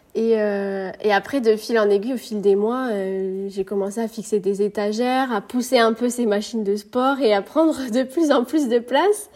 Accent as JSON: {"language": "French", "town": "Marseille", "region": "Provence-Alpes-Côte d'Azur", "country": "France", "tie": "born or raised there", "moved": "as an adult", "lives_now": "Perpignan, France", "said": "J'ai quitté ma région natale euh, il y a maintenant deux ans. J'habitais à Marseille"}